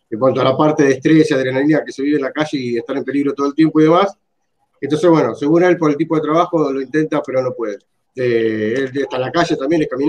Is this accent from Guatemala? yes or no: no; San Justo, Buenos Aires Province, Argentina; yo soy de San Justo, estaban las juntadas de Robo Mejía.